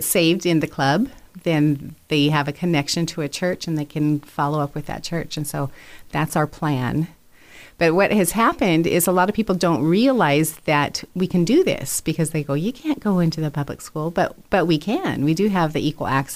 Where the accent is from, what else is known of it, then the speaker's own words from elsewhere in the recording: Caldwell, Idaho, United States; moved away; I grew up here in Caldwell. So yes, this is my home, but it's been a long time